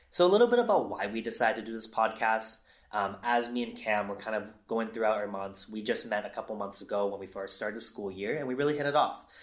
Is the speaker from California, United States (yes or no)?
yes; San Leandro, California, United States; moved away as an adult; also born or lived in San Diego / Los Angeles; I grew up in Northern California in a city called San Leandro